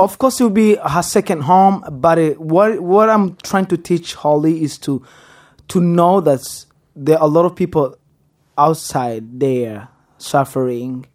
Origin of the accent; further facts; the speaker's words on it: Goma, North Kivu, DR Congo; English is a second language; now in Texas, United States; I was born in Congo. Which place? Goma. Which place? Birere.